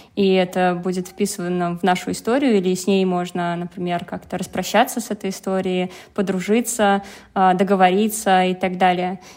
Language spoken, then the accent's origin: Russian; Penza, Penza Oblast, Russia; Я родилась в Пензе